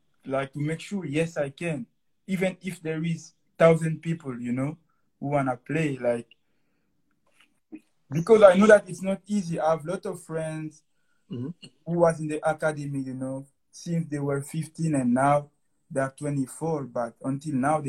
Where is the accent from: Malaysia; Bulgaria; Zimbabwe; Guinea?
Guinea; Conakry; first language French; English is a second language; now in Moncton, Canada; I'm living now in Moncton, Canada. And I come from Guinea, Conakry, in West Africa.